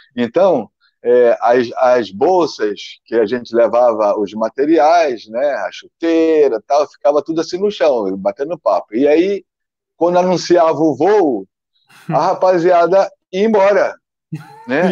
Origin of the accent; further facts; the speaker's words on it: Brazil; moved away as an adult; now in Portugal; vivi no meu país até 26 anos